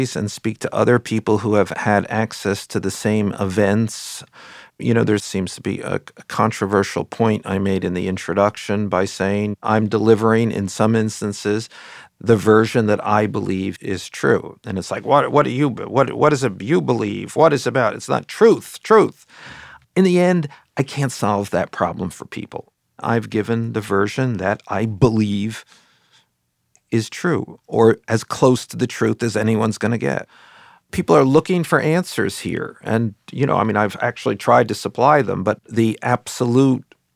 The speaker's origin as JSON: {"language": "English", "region": "New York", "country": "United States", "said": "I'm from New York"}